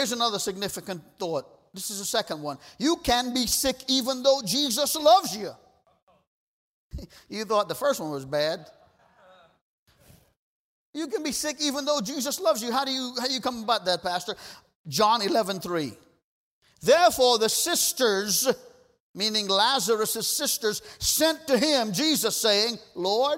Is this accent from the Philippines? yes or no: no; Trinidad & Tobago; moved away; We grew up together in Trinidad